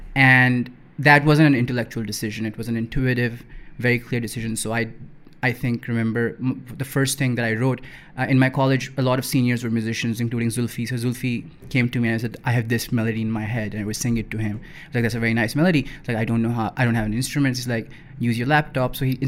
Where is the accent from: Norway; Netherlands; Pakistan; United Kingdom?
Pakistan; Lahore, Punjab; so I grew up in Iqbal Town, which is like a pura Iqbal Town was just filled with anxiety.